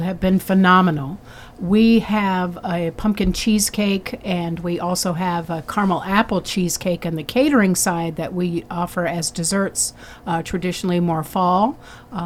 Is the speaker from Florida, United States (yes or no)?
yes; South Florida, United States; moved away; also born or lived in Ohio; I grew up in South Florida